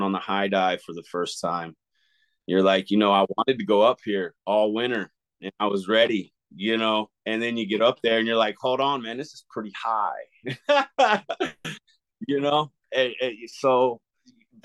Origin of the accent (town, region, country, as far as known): Glenpool, Oklahoma, United States; born or raised there; also born or lived in Claremore, Oklahoma